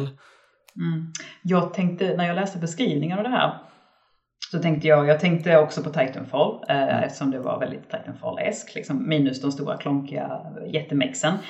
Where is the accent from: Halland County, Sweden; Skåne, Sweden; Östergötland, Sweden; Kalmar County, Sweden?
Skåne, Sweden; jag är skåning